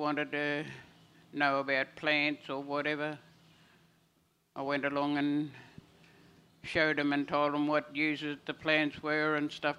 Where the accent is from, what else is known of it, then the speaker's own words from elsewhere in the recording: Santa Teresa, Northern Territory, Australia; also born or lived in Arltunga, Northern Territory; I'm originally from Dindaporta, Santa Teresa. I went to school there and grew up around Altunga as well, and on cattle stations where when my grandparents worked. I mainly always lived with my grandparents.